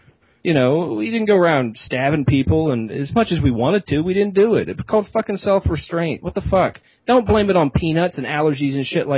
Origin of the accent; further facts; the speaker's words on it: Pennsylvania, United States; Well, not my home, that's my home state.